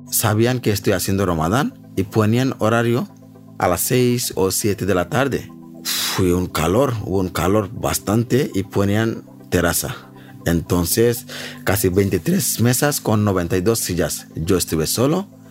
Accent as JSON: {"language": "Spanish", "country": "Bangladesh", "also_born_or_lived": "Spain", "second_language": "Spanish", "moved": "as an adult", "lives_now": "Madrid, Spain", "said": "soy de Bangladesh. Tengo 36 años. Llevo en España 9 años"}